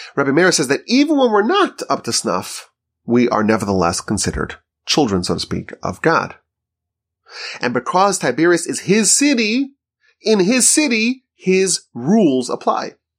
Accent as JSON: {"language": "English", "town": "Monsey", "region": "New York", "country": "United States", "tie": "born or raised there", "moved": "yes", "lives_now": "Houston, United States", "said": "where I grew up in Muncie, New York."}